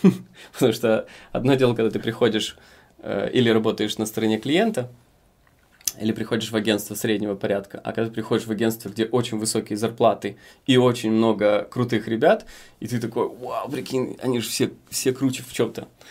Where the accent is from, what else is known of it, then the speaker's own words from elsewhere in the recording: Dubăsari, Transnistria, Moldova; moved away; я из Приднестровья, э, из города Дубасары